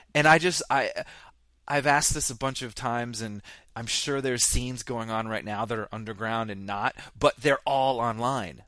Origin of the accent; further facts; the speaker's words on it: Vermont, United States; I grew up in Vermont